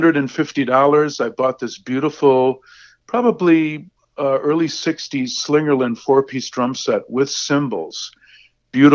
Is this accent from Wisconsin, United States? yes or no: yes; Racine, Wisconsin, United States; I started studying with a great teacher in my hometown of Racine, Wisconsin